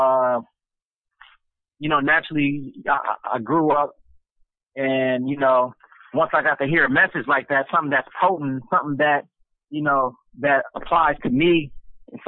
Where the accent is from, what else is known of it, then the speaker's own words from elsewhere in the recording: Los Angeles, California, United States; I was born in Los Angeles, California, from Chicago. So we came up in Compton, South Central, Watts